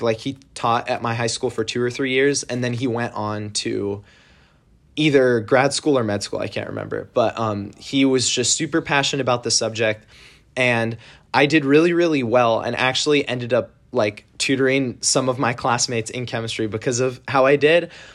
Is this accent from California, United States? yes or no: yes; San Jose, California, United States; I'm from San Jose, California, in the Bay Area